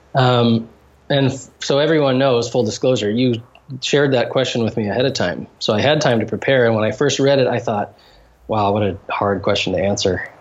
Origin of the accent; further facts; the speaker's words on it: United States; moved away as an adult; now in Haiti; as a Western, um, as an American Christian